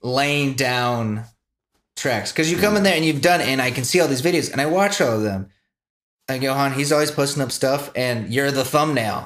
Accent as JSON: {"language": "English", "country": "United States"}